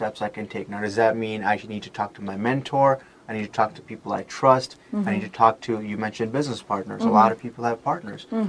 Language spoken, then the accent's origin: English; Las Vegas, Nevada, United States; I grew up in Vegas